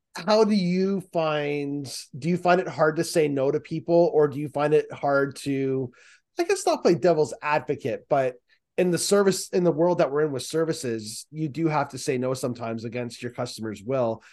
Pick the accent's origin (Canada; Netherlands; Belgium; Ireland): Canada; Markham, Ontario; also born or lived in Peterborough, Ontario; I'm from Markham and Peterborough, and my parents live in Peterborough now.